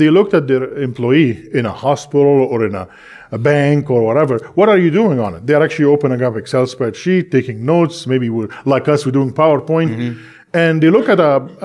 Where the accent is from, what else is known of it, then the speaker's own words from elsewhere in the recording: Egypt; moved away; because I speak Arabic, I was born in Egypt